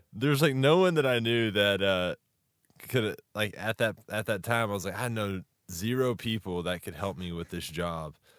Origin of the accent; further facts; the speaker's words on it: Texas, United States; I'm from Texas as well